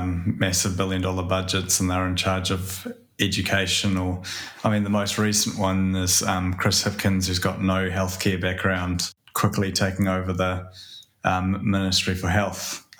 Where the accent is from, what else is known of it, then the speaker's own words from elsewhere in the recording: Hamilton, Waikato, New Zealand; I grew up in Hamilton